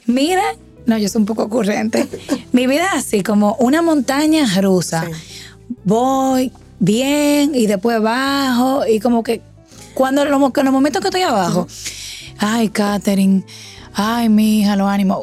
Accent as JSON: {"language": "Spanish", "town": "San Francisco de Macorís", "region": "Duarte", "country": "Dominican Republic", "moved": "as an adult", "lives_now": "Santo Domingo, Dominican Republic", "said": "soy de San Francisco de Macorís, tierra de gigantes y tierra del cacao."}